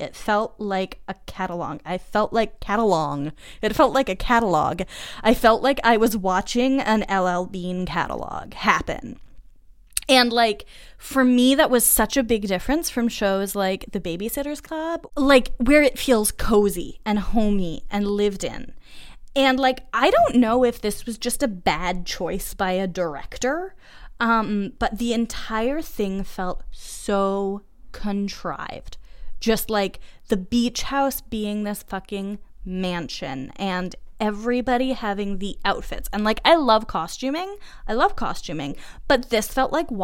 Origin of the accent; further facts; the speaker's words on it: Massachusetts, United States; moved away as an adult; also born or lived in Montreal, Canada; I am from Massachusetts